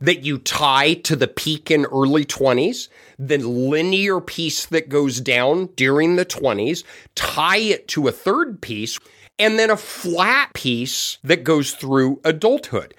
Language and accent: English; Colorado, United States; I grew up in Colorado